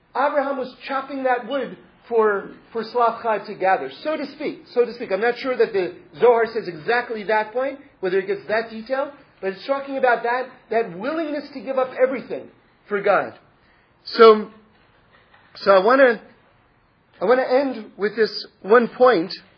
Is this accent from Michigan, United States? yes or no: no; New York City, New York, United States; moved away; I grew up in New York City, but I find myself in Los Angeles also